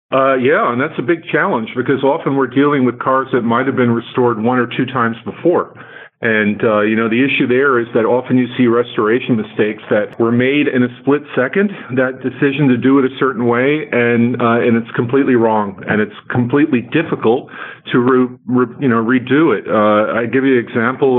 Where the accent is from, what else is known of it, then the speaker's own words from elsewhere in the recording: New Jersey, United States; we grew up in New Jersey